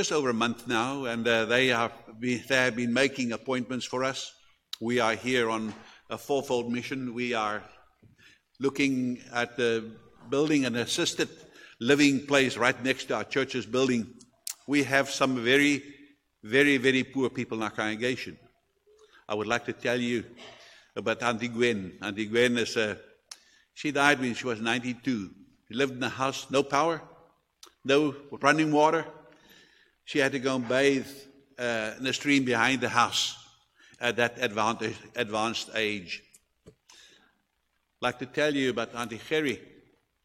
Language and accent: English; South Africa; obviously we are from South Africa and therefore we are natives from there